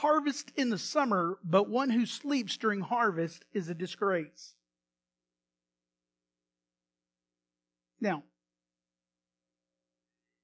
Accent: Iowa, United States; now in Texas, United States; I have a lot of relatives in Illinois, and I grew up in Iowa

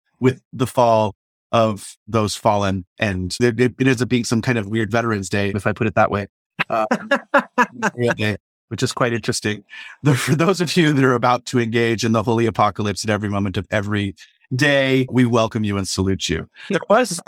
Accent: United States; as an American

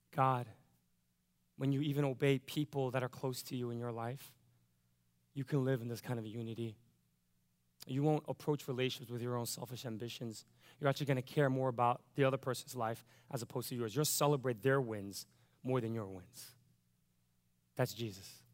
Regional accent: United States; I'm an American

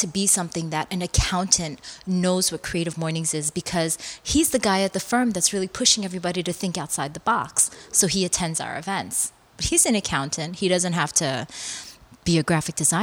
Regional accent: United States; first language Korean; English is a second language; I'm Korean American, and Korean culture, my parents were immigrants here. So I was raised very Korean. I never even spoke English in the home until I got to school.

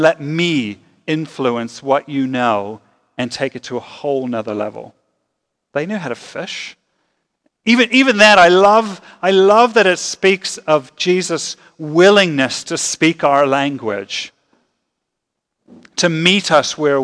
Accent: Lancaster County, Pennsylvania, United States; I had the privilege of growing up in Lancaster County, Pennsylvania

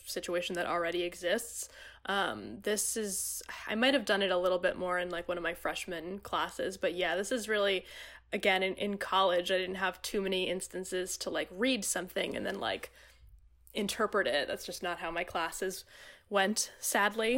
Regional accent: Middletown, New Jersey, United States; now in Hoboken, United States; I grew up and have lived the majority of my life in, uh, picturesque Middletown, New Jersey.

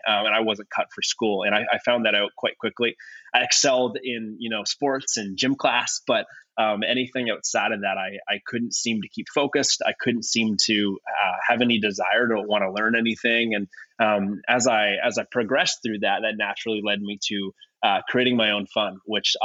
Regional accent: Ontario, Canada; moved away as an adult; now in California, United States; I'm originally from Ontario, Canada, from a smaller town, about an hour and a bit north of Toronto. Born and raised in that area.

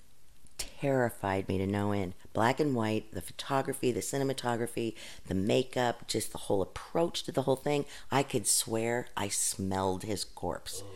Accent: Wilmington, Ohio, United States; in my hometown of Wilmington, Ohio

